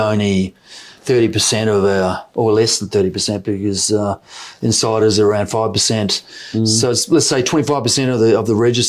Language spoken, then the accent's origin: English; New Zealand; accent: New Zealand; With my New Zealand accent